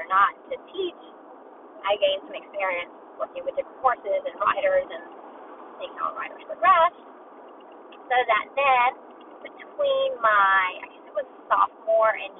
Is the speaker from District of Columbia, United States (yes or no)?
no; Alabama, United States; I grew up in Alabama